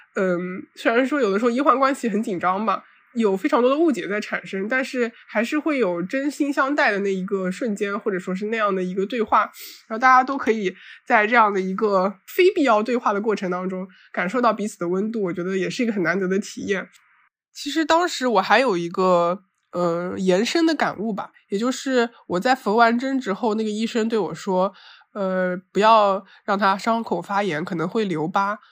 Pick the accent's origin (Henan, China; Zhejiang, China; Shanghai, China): Zhejiang, China; Zhoushan; 我是土生土长的舟山人，但是因为一直生活在本岛上面